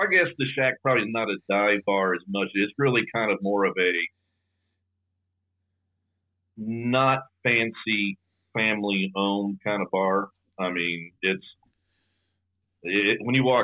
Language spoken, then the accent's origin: English; Topeka, Kansas, United States; I grew up in North Topeka, which was a little bit more rural.